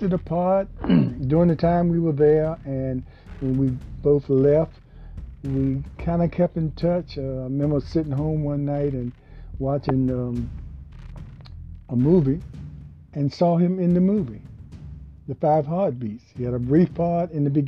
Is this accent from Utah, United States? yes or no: no; Hampton Roads area, Virginia, United States; also born or lived in Richmond, Virginia / Portsmouth, Virginia; I was from Virginia, and what a mixture there. I was a little naive guy leaving home for the first time, not far from my home, from the Hampton Roads area to Richmond